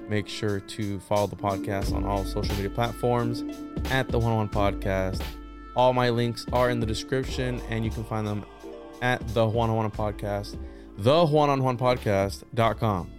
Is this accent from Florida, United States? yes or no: yes; Florida, United States; also born or lived in Puerto Rico; I'm a Florida boy